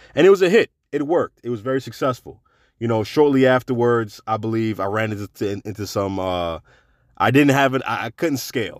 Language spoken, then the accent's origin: English; New York City, New York, United States; now in Florida, United States; New York. That's my hometown.